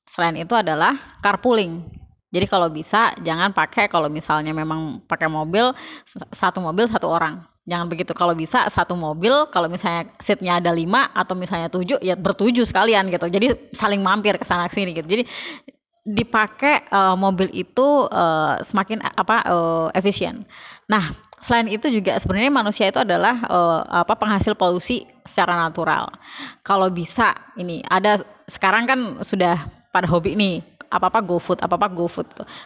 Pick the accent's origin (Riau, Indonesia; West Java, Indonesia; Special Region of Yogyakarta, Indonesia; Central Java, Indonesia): Special Region of Yogyakarta, Indonesia; Yogyakarta; Apalagi saya saya dari Jogja gitu, kalau di Jogja itu Trans Jogja itu lebih jauh lebih buruk dibandingkan Transjakarta.